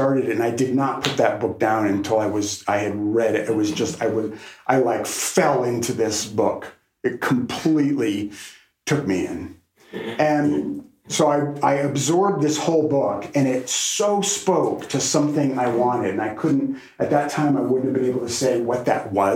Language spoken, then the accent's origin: English; Little Rock, Arkansas, United States; I actually started attending churches in my hometown of Little Rock, Arkansas